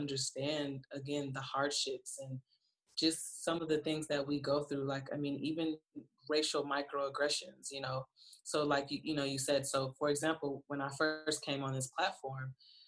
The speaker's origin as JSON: {"language": "English", "town": "Flint", "region": "Michigan", "country": "United States", "said": "I'm also from Flint, Michigan, where the water still isn't clean."}